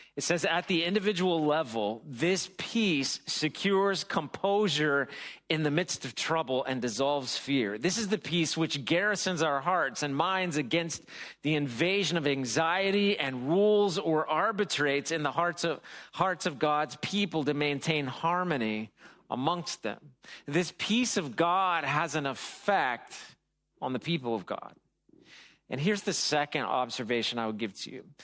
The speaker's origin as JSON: {"language": "English", "country": "United States", "said": "I'm American"}